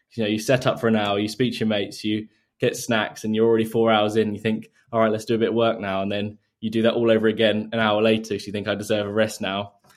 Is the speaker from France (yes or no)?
no; Surrey, South East England, United Kingdom; recently moved around ten minutes away from where I grew up, so I've always been in the, the same area